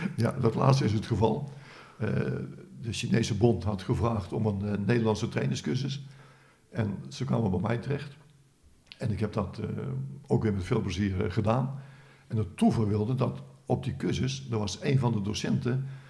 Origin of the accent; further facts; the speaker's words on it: Netherlands; als Hollander